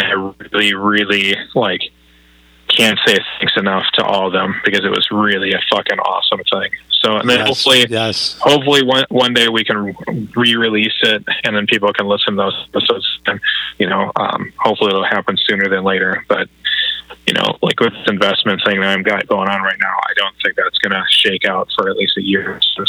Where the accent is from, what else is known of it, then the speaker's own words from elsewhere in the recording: Minnesota, United States; I'm from Minnesota.